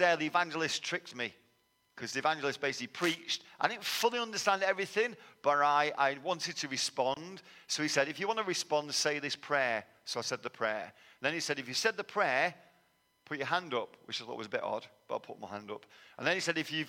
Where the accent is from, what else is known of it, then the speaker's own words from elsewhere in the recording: Manchester, North West England, United Kingdom; moved away as an adult; also born or lived in London; now in Texas, United States; I was born in London, but moved to Manchester